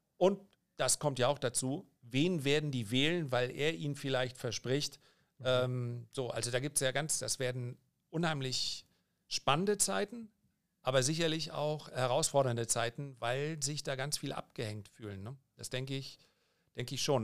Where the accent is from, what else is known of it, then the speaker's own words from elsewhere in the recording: Germany; die meisten meiner Landsleute